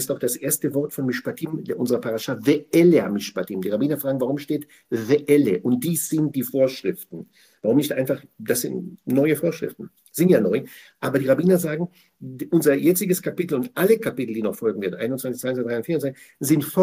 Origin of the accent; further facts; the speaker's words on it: Germany; Ich meine, ich bin ja hier zu Hause. Ich bin Deutscher und Israel. Ich habe zwei Zuhauses. Daher bin ich hier zu Hause und in Israel.